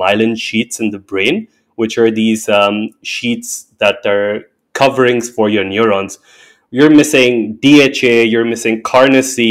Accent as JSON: {"language": "English", "country": "India", "tie": "born or raised there", "said": "I'm an Indian by birth, and I grew up learning about Hindu mythology and religion and culture"}